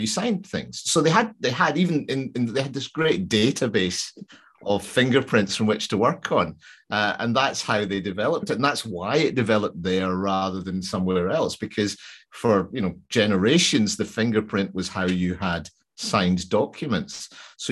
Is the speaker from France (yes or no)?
no; Glasgow, Scotland, United Kingdom; I'm from Glasgow